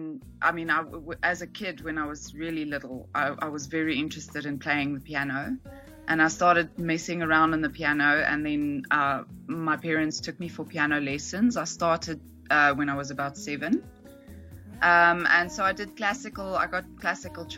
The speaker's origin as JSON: {"language": "English", "town": "Johannesburg", "region": "Gauteng", "country": "South Africa", "tie": "born or raised there", "accent": "South African English", "said": "I'm from South Africa in Johannesburg"}